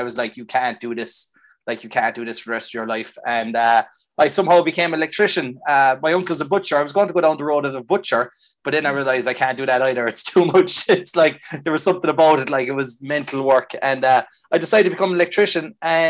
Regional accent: Lickshna, County Kerry, Ireland; I'm from County Kerry, a place called Lickshna.

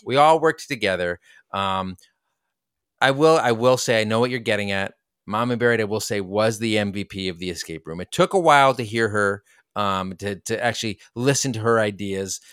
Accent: United States; we're American.

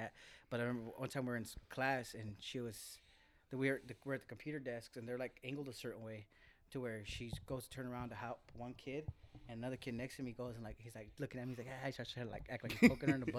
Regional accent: Salinas, California, United States; I was from Salinas.

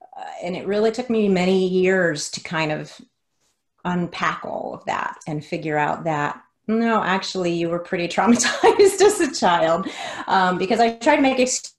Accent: the South, United States; accent: Southern drawl; I grew up in Hispanic culture. I grew up in the South, so it was a very weird mix of being Hispanic and also Southern. I had a Southern drawl back then.

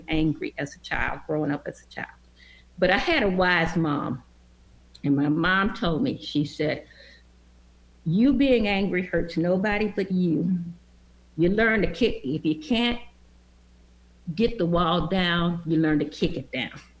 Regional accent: Franklin, Tennessee, United States; I was born in Franklin, which is about 14 miles south of Nashville.

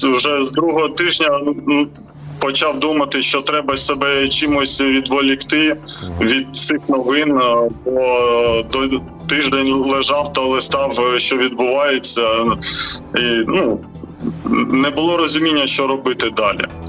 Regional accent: Ukraine; ми з України

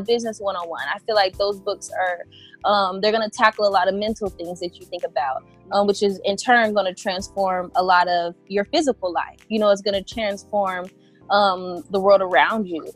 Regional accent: Indiana, United States; moved away as an adult; now in California, United States; I moved to California actually from Indiana. I'm originally from Indiana, uh, the Midwest area

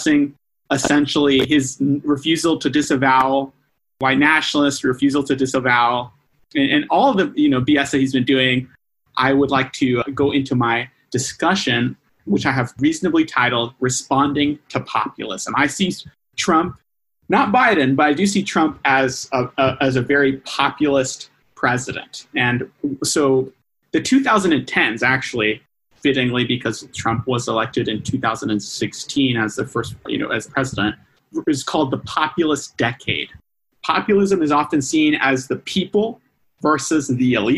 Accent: United States; as an American

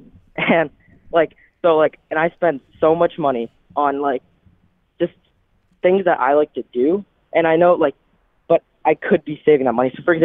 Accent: Scottsdale, Arizona, United States; I'm from Scottsdale, Arizona. I'm 15 years old.

